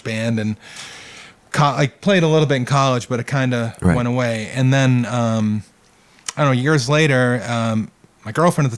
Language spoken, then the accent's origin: English; Quincy, Massachusetts, United States; moved away as an adult; also born or lived in Westborough, Massachusetts; now in Portsmouth, United States; I grew up in Quincy, Massachusetts